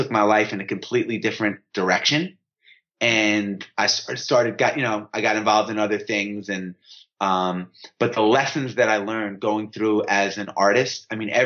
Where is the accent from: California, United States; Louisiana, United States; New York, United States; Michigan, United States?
New York, United States; I grew up in New York